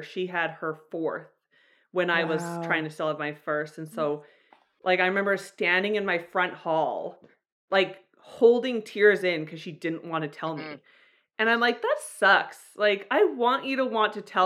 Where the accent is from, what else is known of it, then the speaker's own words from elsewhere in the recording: Calgary, Alberta, Canada; I'm from Calgary, Alberta.